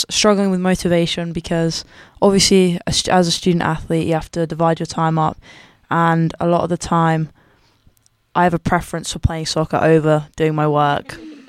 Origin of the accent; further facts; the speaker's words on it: England, United Kingdom; moved away as an adult; now in Davenport, United States; I'm from England. Came all the way out here to play soccer, and I'm a business major.